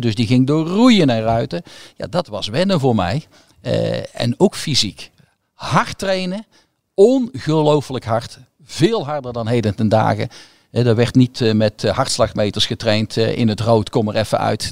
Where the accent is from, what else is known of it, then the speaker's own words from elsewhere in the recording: Goirle, North Brabant, Netherlands; ik ben opgegroeid in Goorlen